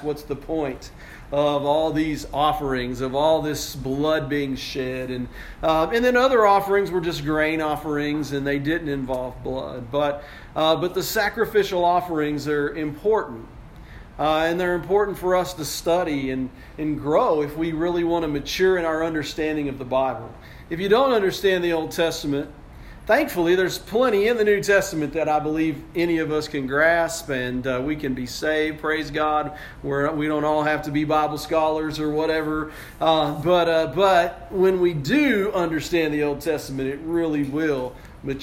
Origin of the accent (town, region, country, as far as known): United States